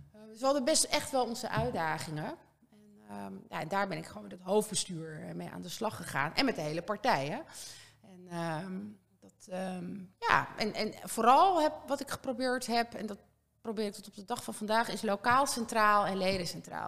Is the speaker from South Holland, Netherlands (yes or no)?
no; Castricum, North Holland, Netherlands; also born or lived in Oldenzaal / Harderwijk; ik eh, ben opgegroeid in Kastricum. Ik ben geboren in Orenzaal, maar ik was heel jong